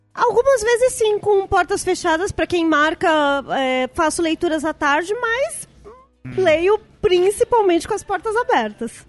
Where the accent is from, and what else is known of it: São Paulo, Brazil; born or raised there